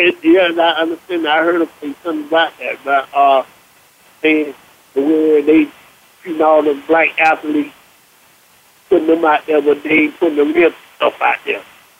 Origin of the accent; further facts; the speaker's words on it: Miami, Florida, United States; also born or lived in Fort Lauderdale; I'm from Fort Lauderdale, I'm from Miami, I've been over town, I've been in town